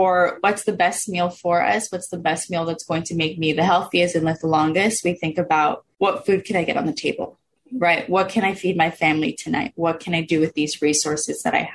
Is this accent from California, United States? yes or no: yes; Oxnard, California, United States; I grew up in Oxnard. I've been here since I was 4 years old